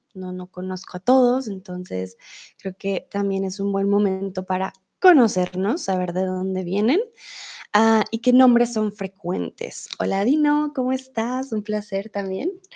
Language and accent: Spanish; Colombia; also born or lived in Germany; now in Mexico; yo soy tutora de español aquí en Chatterbox y soy de Colombia.